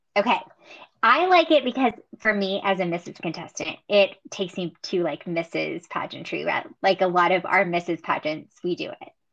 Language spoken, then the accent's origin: English; Texas, United States; growing up in Texas